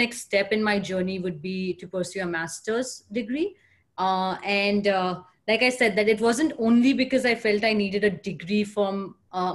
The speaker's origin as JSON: {"language": "English", "country": "India", "tie": "born or raised there", "also_born_or_lived": "Pune, India / Mumbai, India / Boston, United States / New York City, United States", "moved": "as an adult", "lives_now": "San Francisco, United States", "said": "I am born and raised in India"}